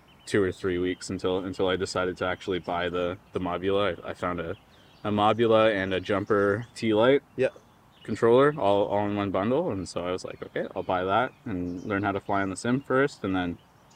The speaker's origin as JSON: {"language": "English", "town": "Peterborough", "region": "Ontario", "country": "Canada", "also_born_or_lived": "New Zealand", "moved": "as an adult", "said": "I am from Canada."}